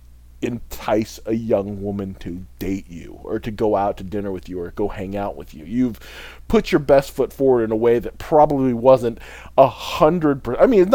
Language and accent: English; Midwest, United States; I grew up in the Midwest